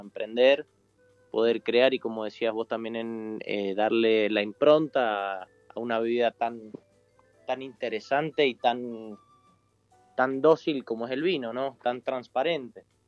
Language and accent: Spanish; Argentina; nosotros como argentinos